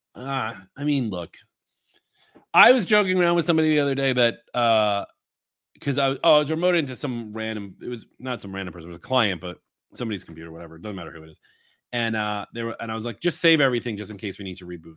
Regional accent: Long Island, New York, United States; I'm not Singaporean. I'm from Long Island

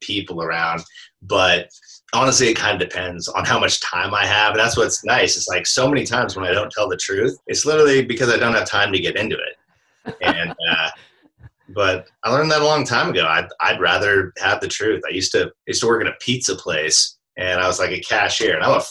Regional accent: Alaska, United States; now in Portland, United States; I grew up in Alaska

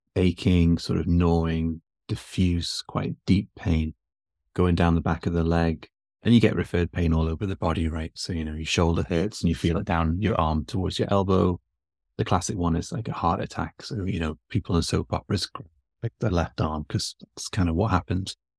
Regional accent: Newcastle upon Tyne, North East England, United Kingdom; moved away as an adult; now in Texas, United States; I'm from England. I'm from the north of England, uh, from Newcastle originally. I've been in the States for three, coming on four years now.

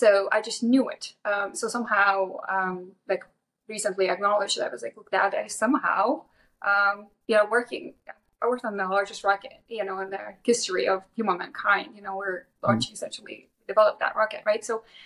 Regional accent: Lithuania; moved away as an adult; now in United States; I grew up in Lithuania. So I got here when I was 19 on my own.

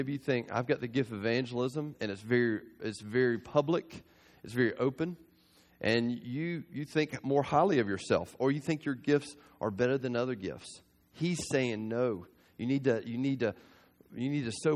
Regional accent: South Georgia, United States; I grew up in South Georgia

